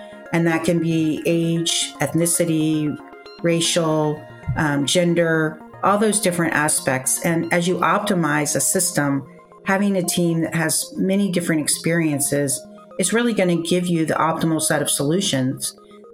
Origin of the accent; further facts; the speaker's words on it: Virginia, United States; I grew up in Virginia